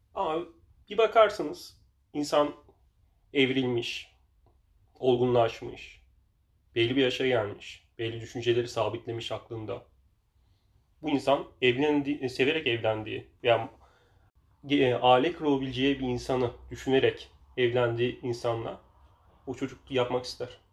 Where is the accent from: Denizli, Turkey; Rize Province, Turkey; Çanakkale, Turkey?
Denizli, Turkey